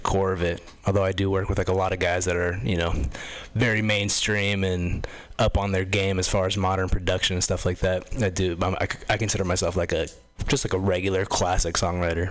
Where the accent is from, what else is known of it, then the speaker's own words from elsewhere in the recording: Los Angeles, California, United States; moved away; I come from Los Angeles originally